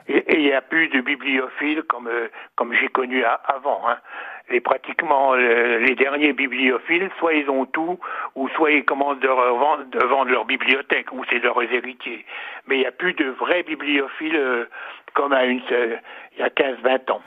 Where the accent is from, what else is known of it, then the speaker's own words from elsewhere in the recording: Saulieu, Bourgogne-Franche-Comté, France; also born or lived in Dijon; je suis né à Saulieu et à côté de la boucherie de mes parents, il y avait un libraire